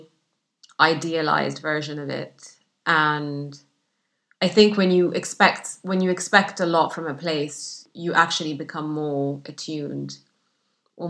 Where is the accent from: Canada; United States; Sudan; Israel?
Sudan; English is a second language; moved away as an adult; also born or lived in Egypt / Saudi Arabia; now in United Kingdom; the isolation that I grew up with in Sudan